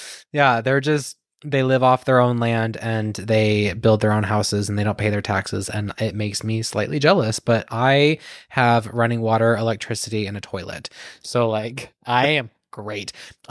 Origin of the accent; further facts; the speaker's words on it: United States; I'm an American.